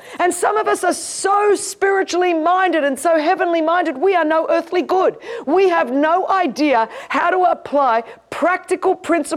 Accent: Sydney, New South Wales, Australia; I grew up in Sydney, Australia, one of the most beautiful cities

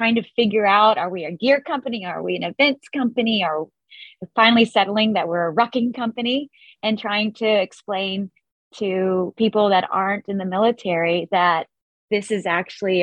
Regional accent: Florida, United States; I grew up in Florida and had a really sort of nice upbringing

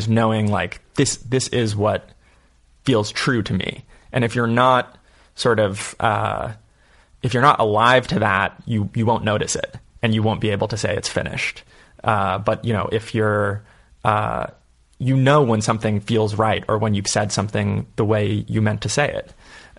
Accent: San Francisco, California, United States; moved away as an adult; also born or lived in Marin County, California; now in Las Vegas, United States; I grew up in San Francisco until I was about 10, and then we moved to Marin.

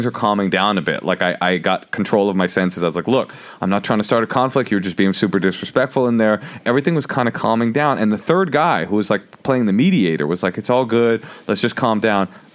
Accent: Oakland, California, United States; I grew up in Oakland

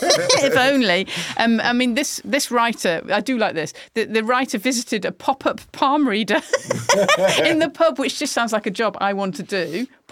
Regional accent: Manchester, North West England, United Kingdom; get upset about that because I'm from Manchester.

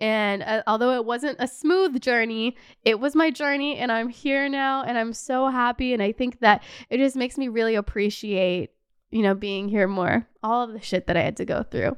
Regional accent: Canada; moved away as an adult; also born or lived in Los Angeles; now in Paris, France; As a Canadian

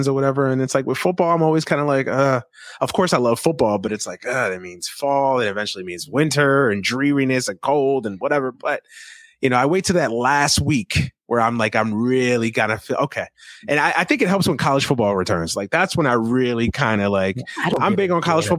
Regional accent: Northeast, United States; growing up in the Northeast

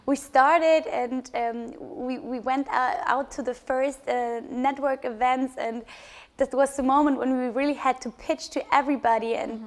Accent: Bavaria, Germany; my co-founder Christian and and me, we are from Bavaria

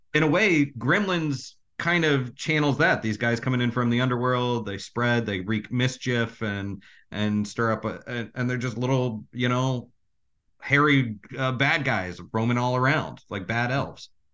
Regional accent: Orlando, Florida, United States; I grew up in Orlando

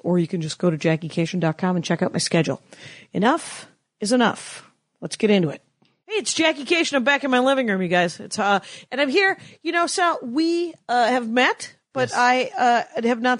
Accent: outside of Milwaukee, Wisconsin, United States; moved away as an adult; also born or lived in Madison / Minneapolis; But in 90, I moved to Minneapolis. And I'm from outside of Milwaukee. I'm from in between Milwaukee and Illinois.

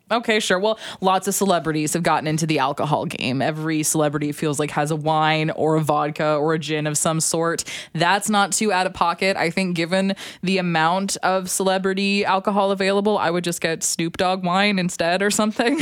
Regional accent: Alberta, Canada; I'm from Alberta

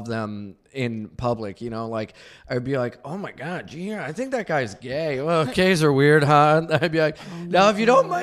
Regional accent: Wilmington, Delaware, United States; now in New York City, United States; I'm from Delaware.

